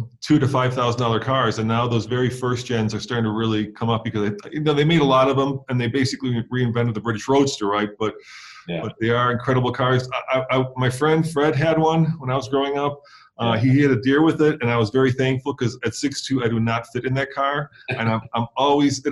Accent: Prague, Czechia; moved away; also born or lived in Switzerland; I grew up in Prague, and then my parents moved during the communist time and got to Switzerland.

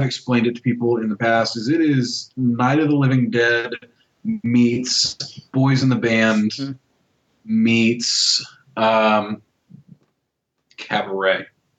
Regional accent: Texas, United States; I grew up in Texas

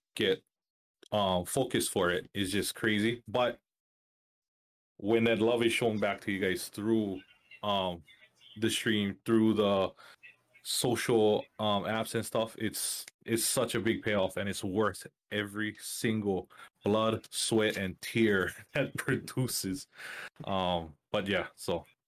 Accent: Molokai, Hawaii, United States; now in Maui, United States; I'm originally from Molokai, Hawaii, and I've moved over to Maui

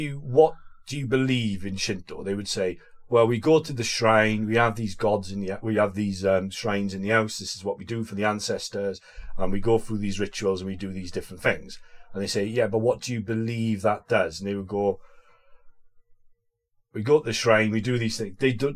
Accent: United Kingdom; we invented as British people

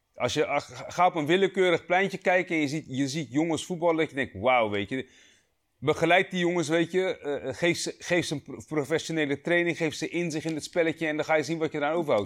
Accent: Rotterdam, South Holland, Netherlands; we zijn alle drie geboren en getogen in Rotterdam

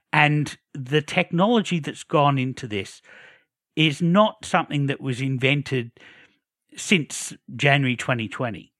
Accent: Australia; as an Australian

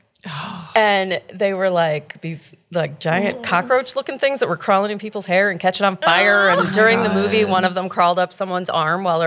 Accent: Northeastern Pennsylvania, United States; moved away; I'm from Northeastern Pennsylvania

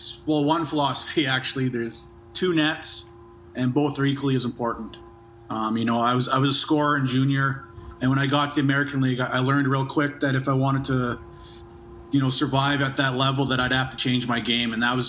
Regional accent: Calgary, Alberta, Canada; now in Edmonton, Canada; I'm actually from Calgary. My parents live there.

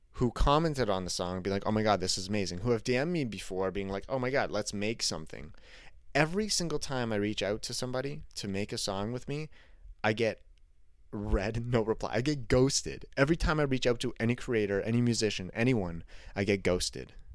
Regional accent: Canada; I'm Canadian

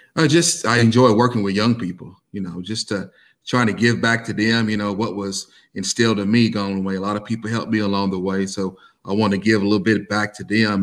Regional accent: Versailles, Kentucky, United States; I was uh, born and raised in Versailles, Kentucky

